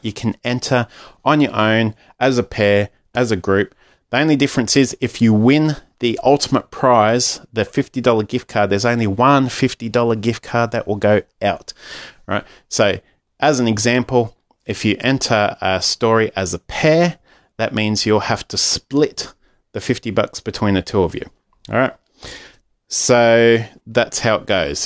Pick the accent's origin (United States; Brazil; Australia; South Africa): Australia; Aussie Dad